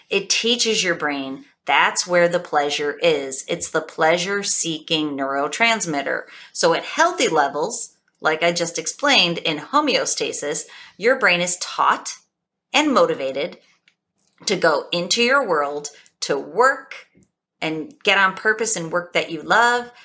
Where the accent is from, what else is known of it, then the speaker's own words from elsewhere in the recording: Buffalo, New York, United States; I'm from Buffalo, New York.